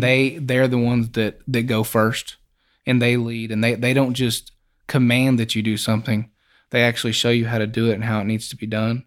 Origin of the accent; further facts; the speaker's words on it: Hobbs, New Mexico, United States; Well, I grew up in Hobbs